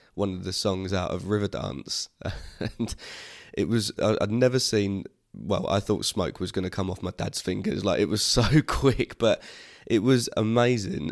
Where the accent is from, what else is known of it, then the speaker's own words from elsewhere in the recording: Harlow, East of England, United Kingdom; my hometown venue where I'd, as I said I've been playing for years since I was a kid